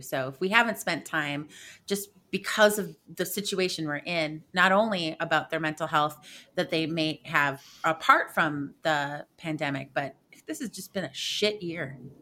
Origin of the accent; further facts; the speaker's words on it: Midwest, United States; being a Midwesterner